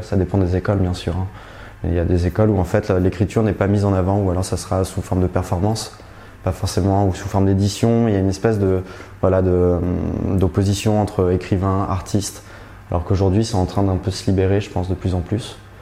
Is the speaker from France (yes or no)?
yes; France; moved away as an adult; also born or lived in Paris / Berlin; now in Brussels, Belgium; Je suis français mais j'habite depuis trois ans à Bruxelles